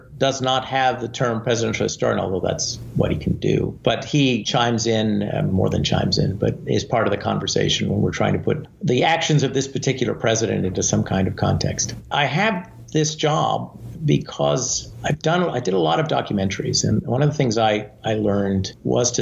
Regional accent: Canada; moved away as an adult; now in United States; I was born in Canada, and initially I thought I might go into politics in Canada.

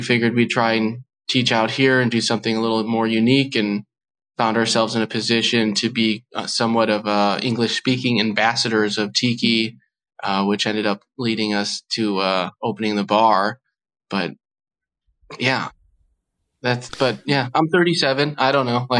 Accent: United States; moved away as an adult; also born or lived in Portland; now in Kobe, Japan; both of us are American. We're American citizens. However, we are Japanese residents, and we hold that status

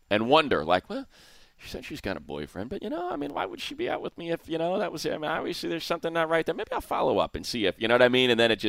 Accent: New York, United States; and I would know because I'm a New Yorker. I know about candy because I'm a New Yorker

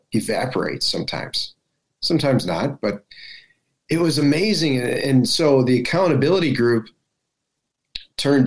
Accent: United States; as American evangelicals

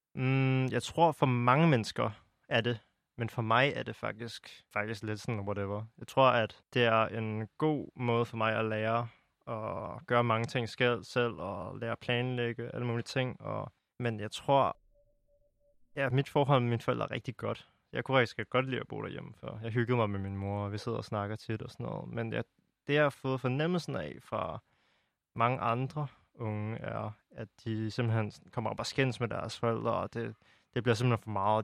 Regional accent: Denmark; also born or lived in China; jeg er vokset op i en helt anden omgivelser i Danmark

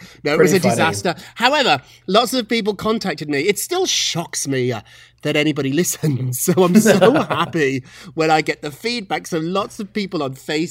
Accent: United Kingdom; moved away as an adult; now in United States; I grew up in Britain. I love America. I'm an American now. I'm an American citizen.

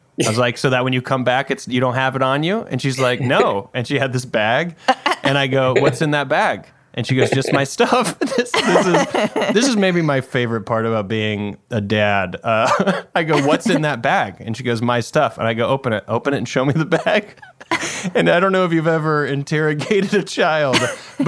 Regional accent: Greenville, South Carolina, United States; I grew up in Greenville, South Carolina

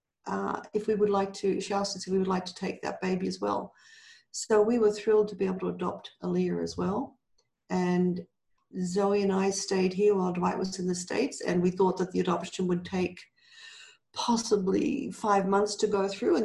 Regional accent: Australia; moved away as an adult; also born or lived in Canada; now in Guatemala; I'm Australian

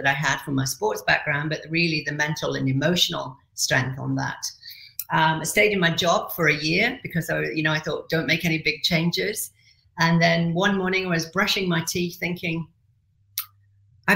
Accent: Yorkshire and the Humber, United Kingdom; moved away as an adult; also born or lived in Middle East / Asia / Kuwait; I'm originally from Yorkshire

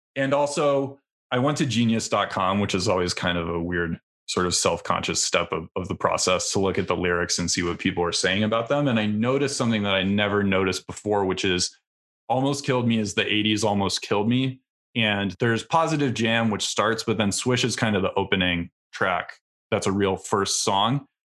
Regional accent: Milwaukee, Wisconsin, United States; I grew up in Milwaukee, Wisconsin

